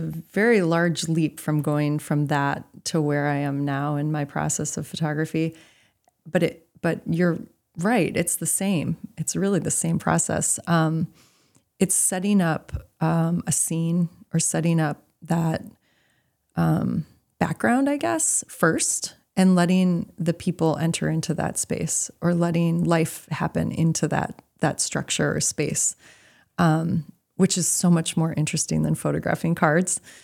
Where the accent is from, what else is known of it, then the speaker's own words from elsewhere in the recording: Milwaukee, Wisconsin, United States; moved away as an adult; also born or lived in Idaho / Rhode Island; now in Maine, United States; I grew up in Milwaukee.